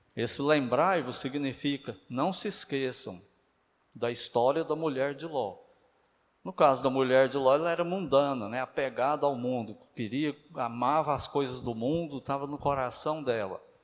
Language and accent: Portuguese; Uberaba, Minas Gerais, Brazil; Eu sou de Uberaba